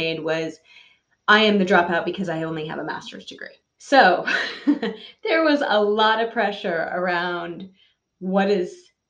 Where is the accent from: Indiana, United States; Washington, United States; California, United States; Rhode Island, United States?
California, United States; Foster City; So the bulk of my childhood was spent in the San Francisco Bay Area, in San Mateo Foster City specifically